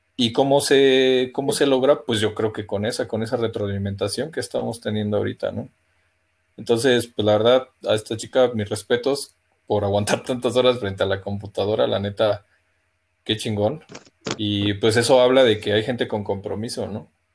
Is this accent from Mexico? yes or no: yes; Mexico; como buenos mexicanos